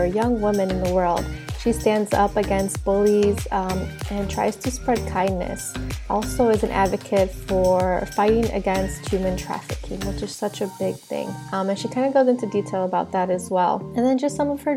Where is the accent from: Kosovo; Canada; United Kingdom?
Kosovo; I'm from Kosovo.